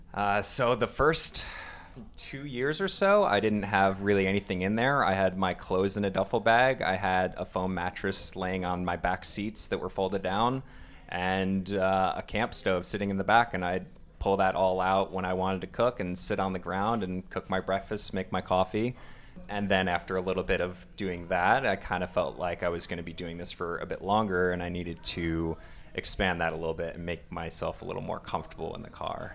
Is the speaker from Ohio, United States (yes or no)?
no; Long Island, New York, United States; moved away as an adult; originally I am coming from New York, out on Long Island